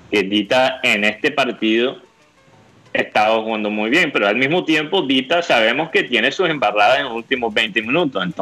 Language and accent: Spanish; Miami, Florida, United States; born there; contento de estar aquí en la tierra donde yo nací. No sé si, si muchos saben eso, pero yo nací aquí en Miami